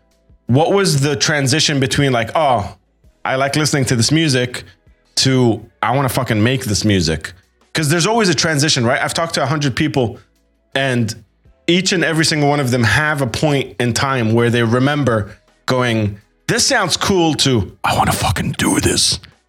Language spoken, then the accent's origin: English; Jordan; moved away; also born or lived in Doha, Qatar; I grew up in Jordan and was integrated into the scene when I was over there.